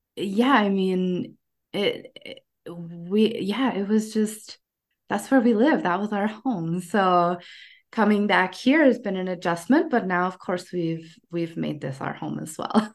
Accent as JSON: {"language": "English", "country": "United States", "tie": "born or raised there", "also_born_or_lived": "Ecuador / Ukraine", "moved": "as an adult", "said": "I was born in the United States"}